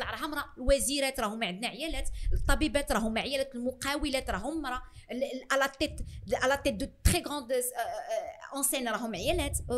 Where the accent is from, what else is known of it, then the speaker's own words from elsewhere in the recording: Morocco; احنا كان احنا احنا مغاربه